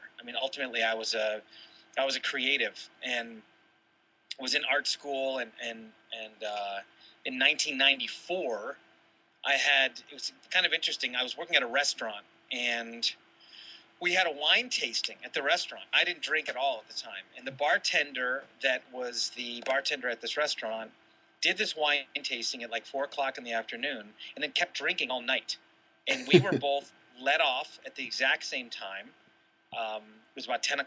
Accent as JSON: {"language": "English", "town": "Toledo", "region": "Ohio", "country": "United States", "tie": "born or raised there", "also_born_or_lived": "Boulder, Colorado", "moved": "yes", "lives_now": "San Diego, United States", "said": "I was born in Toledo"}